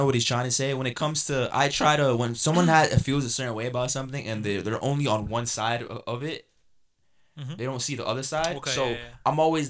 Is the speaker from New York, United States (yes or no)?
yes; New York City, New York, United States; I was raised in Jamaica, Queens, right?